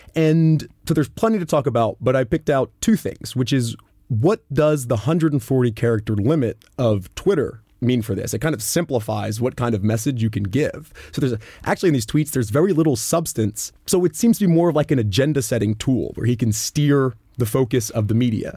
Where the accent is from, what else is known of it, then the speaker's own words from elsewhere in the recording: United States; as an American in growing up in civics class